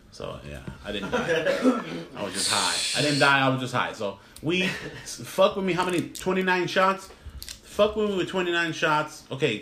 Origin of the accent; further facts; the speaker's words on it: Los Angeles, California, United States; I grew up in Mid-City, which is literally, let's say, between downtown and Venice Beach